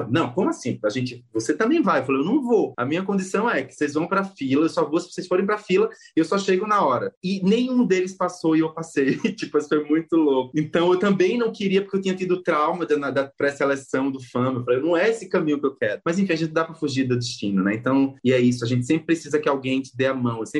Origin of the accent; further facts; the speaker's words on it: Northeast Region, Brazil; a Isabela me representava como nordestina